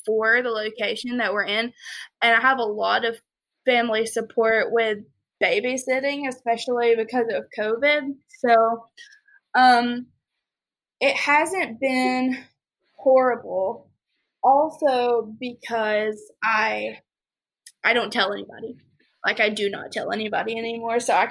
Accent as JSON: {"language": "English", "region": "the South", "country": "United States", "tie": "born or raised there", "said": "growing up in the South"}